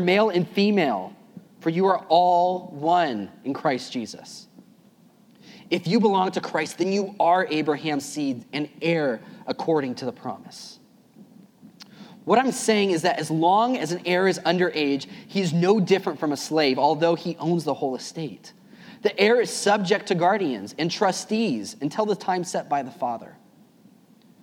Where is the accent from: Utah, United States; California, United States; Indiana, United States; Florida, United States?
California, United States; Tracy; I taught fifth grade at a private school in Tracy, California, my hometown